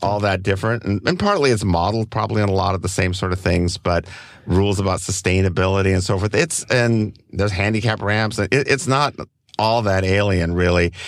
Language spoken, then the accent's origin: English; Copenhagen, Capital Region of Denmark, Denmark; now in Oakland, United States; I grew up, I was originally from Copenhagen in, in Denmark.